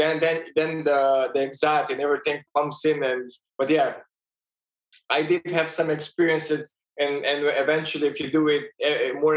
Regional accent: Slovenia; born or raised there; moved away as an adult; also born or lived in Ljubljana, Slovenia; now in Vienna, Austria

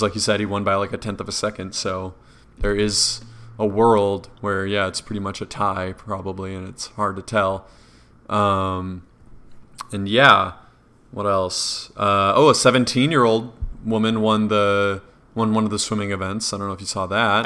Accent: an hour from Madison, Wisconsin, United States; the closest one was Madison to my hometown

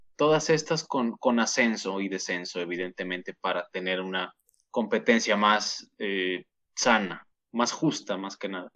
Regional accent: Saltillo, Coahuila, Mexico; somos eh, los dos conductores de marcador final y somos de Saltillo, Coahuila

